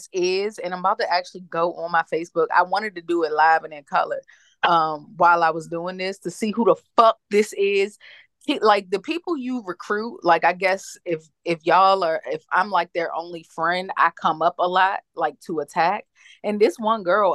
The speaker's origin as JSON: {"language": "English", "region": "Maryland", "country": "United States", "tie": "born or raised there", "said": "we've been born and raised in Maryland our whole lives."}